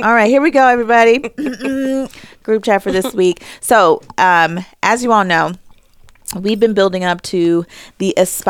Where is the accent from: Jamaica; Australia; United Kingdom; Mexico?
Jamaica; So I've told all of my bosses, I'm Jamaican, I've got like 6 jobs.